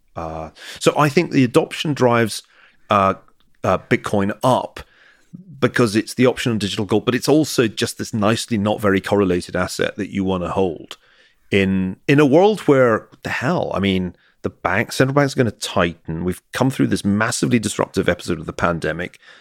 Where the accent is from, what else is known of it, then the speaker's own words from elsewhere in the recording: Glasgow, Scotland, United Kingdom; accent: Scottish; moved away; I come from Glasgow